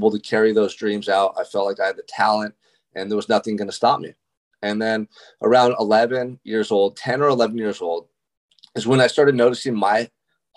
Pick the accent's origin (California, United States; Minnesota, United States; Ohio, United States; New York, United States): California, United States; Santa Barbara; Growing up in Santa Barbara, California, which is such a beautiful location in the world. I mean, this is like a tourist destination for people all over the world. And I got to call it home. And I still do to this day.